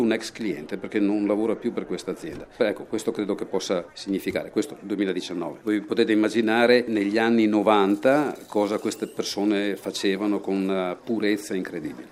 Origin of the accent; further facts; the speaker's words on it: Pordenone, Friuli-Venezia Giulia, Italy; moved away as an adult; now in Slovenia; essendo friulano era anche attraente per me fermarmi vicino a casa